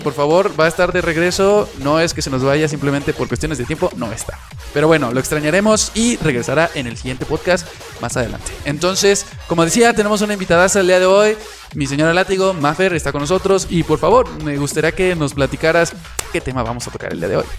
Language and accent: Spanish; Mexico; somos un país garnachero hecho y derecho